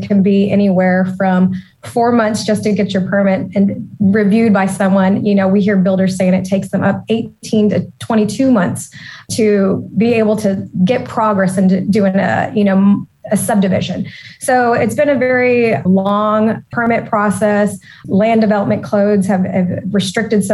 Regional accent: Austin, Texas, United States; I was born and raised in Austin. And so as a native Austinite

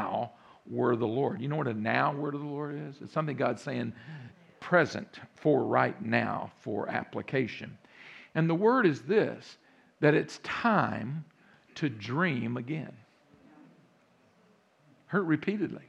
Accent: Central Texas, United States; accent: Texas; also born or lived in Round Rock, Texas; now in Virginia, United States; I grew up in Central Texas, And many of you hear that accent now in the background a little bit. Yeah, that's a Texas accent

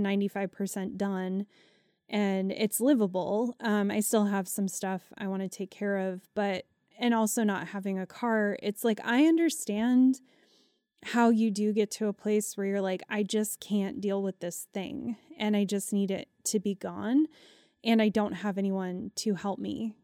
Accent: United States; as an American

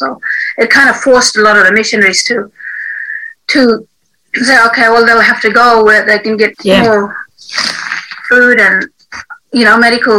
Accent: Derby, Western Australia, Australia; also born or lived in One Arm Point / Sunday Island; now in Melbourne, Australia; I was raised in my mother's country, which is Bardi Dowie. I was raised on Sunday Island, a little bit of Derby, and then when we relocated to Ardialun, which is One Arm Point.

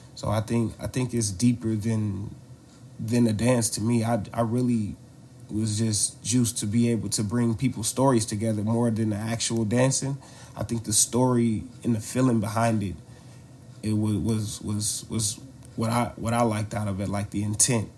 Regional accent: Oakland, California, United States; also born or lived in Louisiana; we grew up in Oakland, so diverse since elementary school

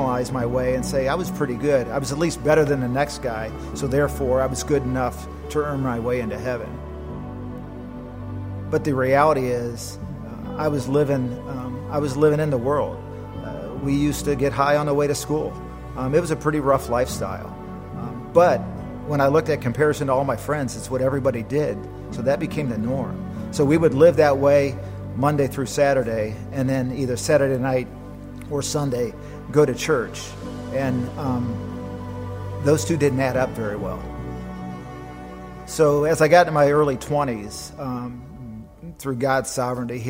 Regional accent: Akron, Ohio, United States; I was born in the Midwest in Akron, Ohio, and a very Catholic, Italian, Irish environment. And so grew up with a lot of tradition

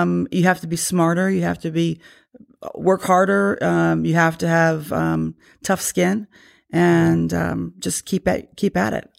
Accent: Loudoun County, Virginia, United States; I grew up probably, what, um, two, three miles from here

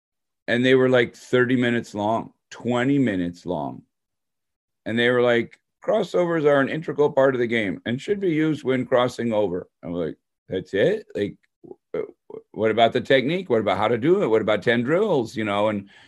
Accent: Detroit, Michigan, United States; So I grew up in Detroit, suburb of Detroit.

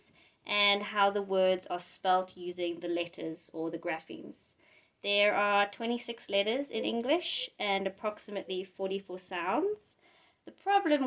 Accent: South Africa; moved away as an adult; also born or lived in London, United Kingdom; now in Asker, Norway; I'm originally from South Africa, and I moved to England when I was 18

